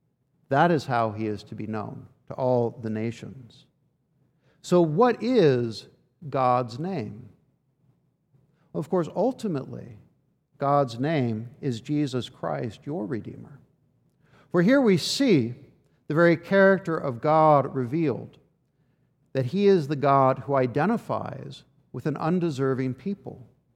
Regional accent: Washington, D.C. area, United States; I spent a big chunk of my life growing up outside of Washington, D.C., which is full of memorials

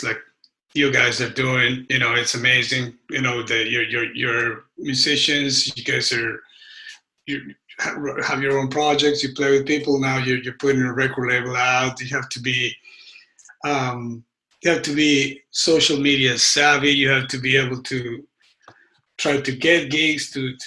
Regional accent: Argentina; now in United States; I grew up in Argentina, but I lived most of my life here.

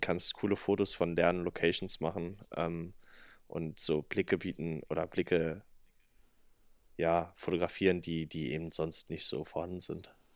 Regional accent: Salzwedel, Saxony-Anhalt, Germany; in Salzwedel, also meine Heimatstadt

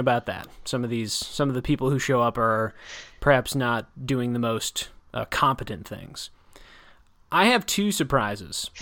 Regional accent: Janesville, Wisconsin, United States; moved away as an adult; also born or lived in New Jersey; my hometown. So I grew up in Janesville from about I think from about kindergarten

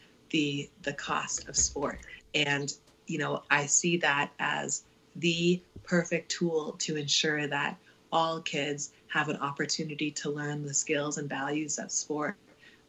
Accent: Ottawa, Ontario, Canada; now in Calgary, Canada; born and raised in Ottawa

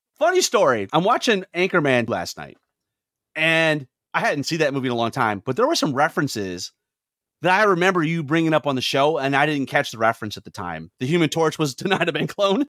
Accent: Lansing, Michigan, United States; I grew up in Lansing, Michigan, the home of Irvin Johnson.

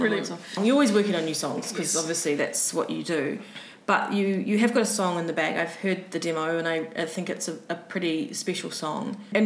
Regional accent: New Zealand; born or raised there

